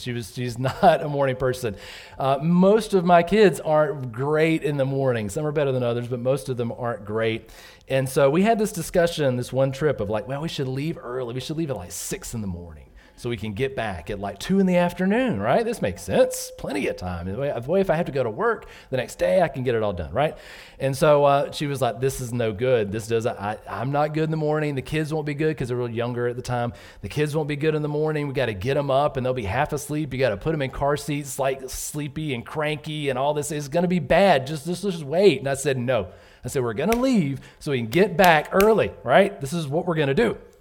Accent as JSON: {"language": "English", "region": "Southern Georgia", "country": "United States", "tie": "born or raised there", "also_born_or_lived": "North Carolina", "moved": "as an adult", "said": "I grew up in Southern Georgia"}